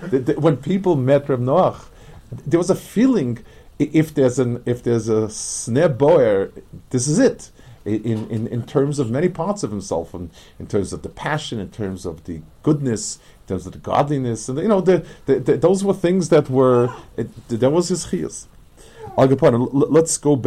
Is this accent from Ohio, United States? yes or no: no; New York City, New York, United States; moved away; I grew up on the Lower East Side